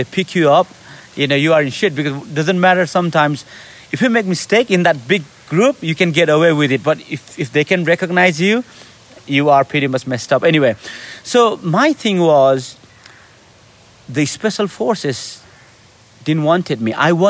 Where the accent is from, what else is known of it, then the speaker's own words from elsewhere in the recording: Nepal; English is a second language; I'm from Nepal, I'm brown, and I'm going on this selection.